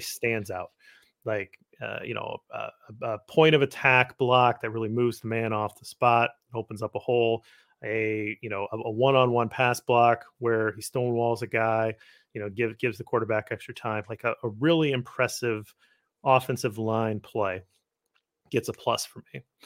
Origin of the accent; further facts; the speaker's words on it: Midwest, United States; I'm a Midwesterner